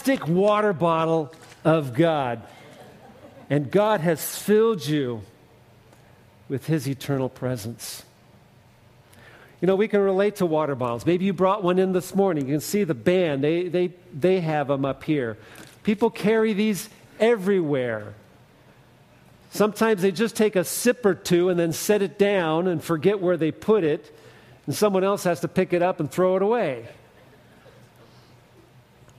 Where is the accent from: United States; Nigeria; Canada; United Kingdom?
United States; Fresno, California; I grew up in the Central Valley outside of Fresno